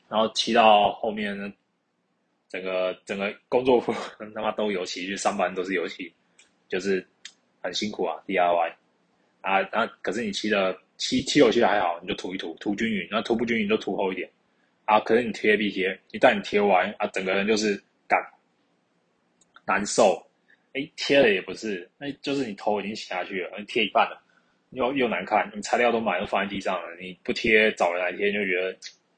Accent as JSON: {"language": "Chinese", "region": "Keelung", "country": "Taiwan", "tie": "born or raised there", "said": "我老家基隆那边"}